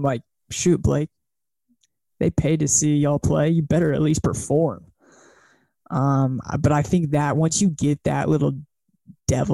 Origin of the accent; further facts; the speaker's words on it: Dallas, Texas, United States; moved away as an adult; now in Pullman, United States; I'm from Dallas, Texas